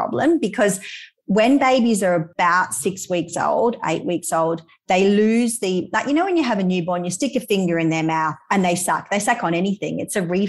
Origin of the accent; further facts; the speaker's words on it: Perth, Western Australia, Australia; moved away as an adult; now in Indonesia; We're from Perth. We live in Indonesia at the moment